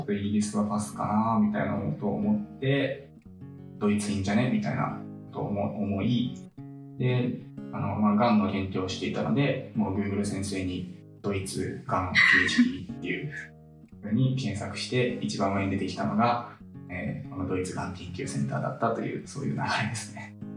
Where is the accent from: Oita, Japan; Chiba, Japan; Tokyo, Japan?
Chiba, Japan; moved away as an adult; now in Germany; 千葉県出身なんですけど